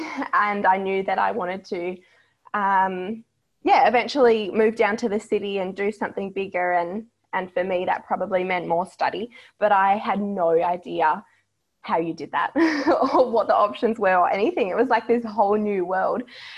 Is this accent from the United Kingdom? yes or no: no; Tom Price, Western Australia, Australia; growing up in Tom Price